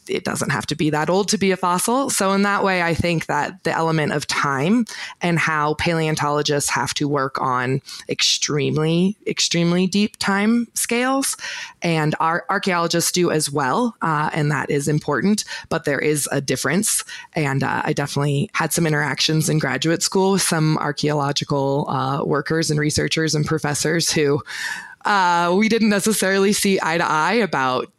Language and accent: English; Oregon, United States; moved away as an adult; also born or lived in Utah; now in Bozeman, United States; I was born in Utah, actually, but I moved to Oregon when I was about 5